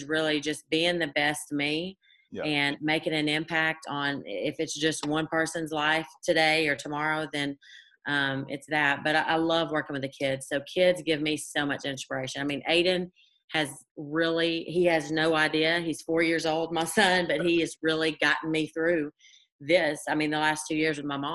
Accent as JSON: {"language": "English", "town": "Cleveland", "region": "Tennessee", "country": "United States", "tie": "born or raised there", "said": "my hometown, small little Cleveland, Tennessee"}